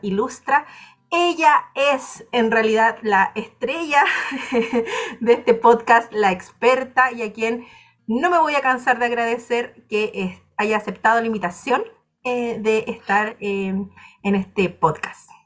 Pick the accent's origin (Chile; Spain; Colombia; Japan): Chile; de Chile